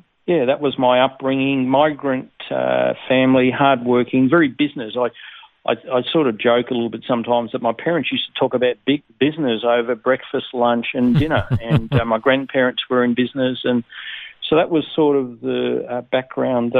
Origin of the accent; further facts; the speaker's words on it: Kingston, Tasmania, Australia; also born or lived in Netherlands; I was born in Holland, and my parents migrated to Tasmania when I was five. So I was brought up really in Tasmania and in a place called Kingston